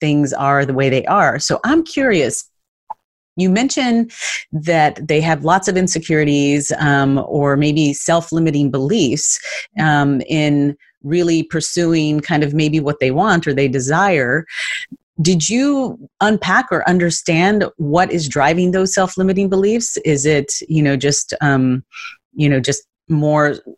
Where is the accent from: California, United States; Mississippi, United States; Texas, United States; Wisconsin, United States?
Texas, United States; also born or lived in New York City; now in Los Angeles, United States; originally, I'm from Texas. I went to New York City. I was in New York City the better part of, you know, 2 decades, and then moved